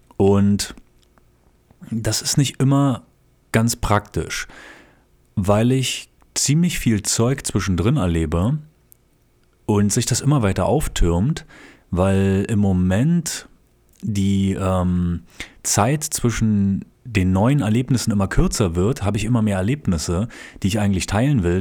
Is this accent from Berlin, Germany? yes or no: yes; Berlin, Germany; now in Japan; nach Berlin, wo ich herkomme